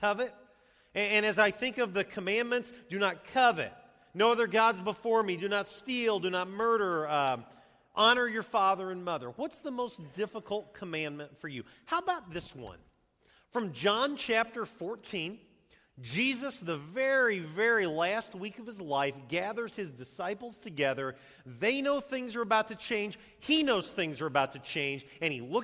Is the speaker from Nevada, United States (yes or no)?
no; Champaign, Illinois, United States; my hometown of Champaign